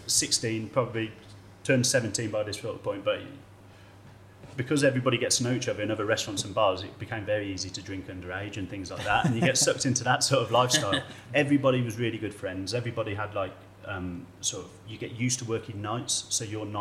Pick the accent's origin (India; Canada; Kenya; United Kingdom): United Kingdom; Stourbridge, West Midlands; moved away; I grew up in the Black Country. I grew up in Stourbridge